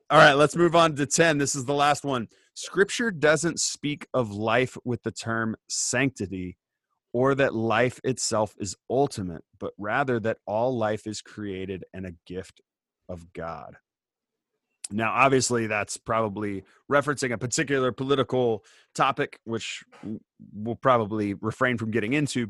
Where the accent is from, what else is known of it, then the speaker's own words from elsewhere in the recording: Indiana, United States; I grew up in Indiana and like I drive past the farm that I grew up on